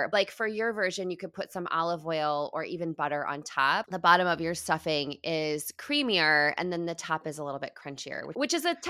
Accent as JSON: {"language": "English", "region": "Midwest", "country": "United States", "tie": "born or raised there", "said": "I grew up in the Midwest. My dad grew up on a farm. My dad is farming corn currently right now."}